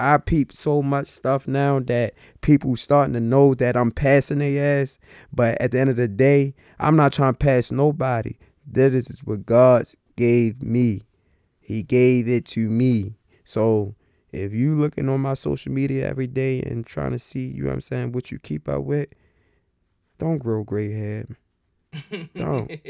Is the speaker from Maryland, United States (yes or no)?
yes; Baltimore, Maryland, United States; I'm from Baltimore.